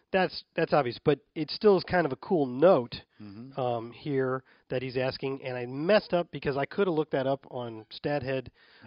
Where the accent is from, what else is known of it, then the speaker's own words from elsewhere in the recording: St. Louis, Missouri, United States; my hometown of St. Louis.